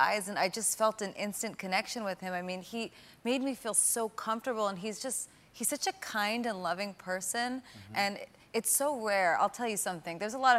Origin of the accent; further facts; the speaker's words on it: East Coast, United States; And we're both Italian and we're from the East Coast, so, you know, that's what you do.